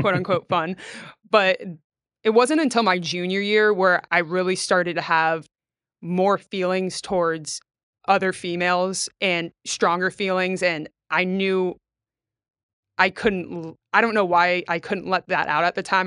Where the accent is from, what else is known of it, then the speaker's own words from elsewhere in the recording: Trinity, Florida, United States; also born or lived in Valdosta, Georgia; I grew up in Trinity, Florida, which, if people don't know, is about 15, 20 minutes north of Clearwater.